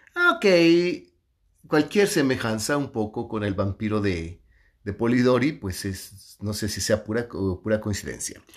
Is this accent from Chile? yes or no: no; Mexico; soy me macho mexicano